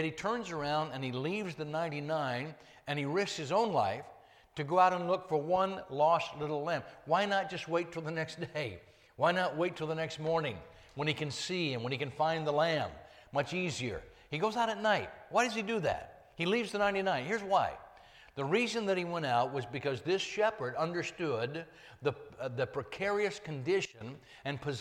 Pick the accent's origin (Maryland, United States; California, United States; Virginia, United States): California, United States; Northern; I dropped out of school in Northern California when I was 16